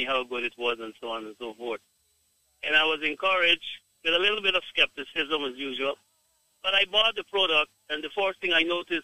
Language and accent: English; Guyana; I am from Guyana, but my wife is from Jamaica.